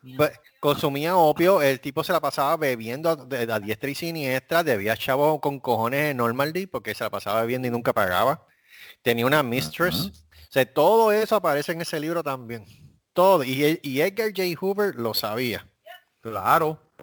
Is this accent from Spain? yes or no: no; Puerto Rico; moved away as an adult; now in Corpus Christi, United States; yo, yo, soy de Puerto Rico